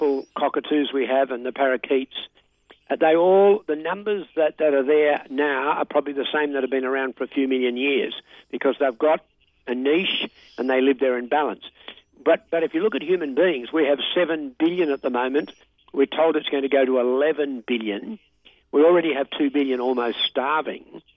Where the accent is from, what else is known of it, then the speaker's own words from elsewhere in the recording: Australia; I'm an Aussie.